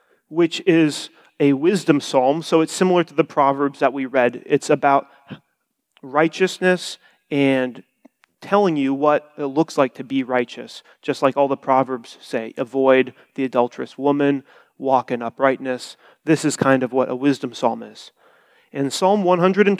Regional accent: Bloomington, Indiana, United States; I'm from Bloomington, Indiana. I've been there my whole life

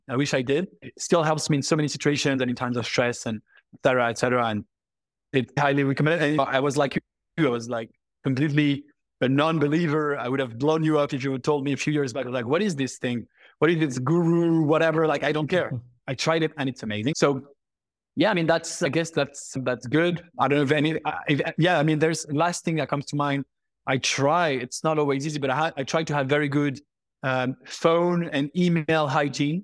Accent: Paris, Île-de-France, France; I am French, born and raised in Paris

